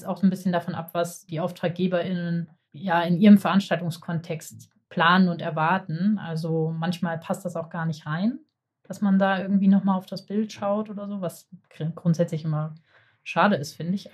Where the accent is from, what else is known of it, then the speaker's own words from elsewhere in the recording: Hamburg, Germany; ich bin Hamburger